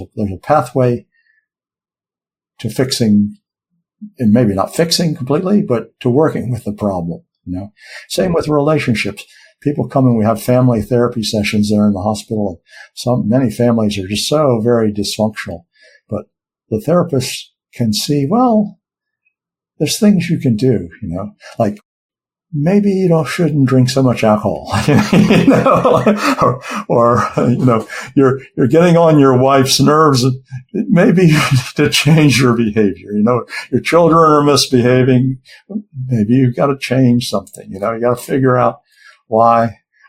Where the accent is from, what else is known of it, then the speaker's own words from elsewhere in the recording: United States; I'm an American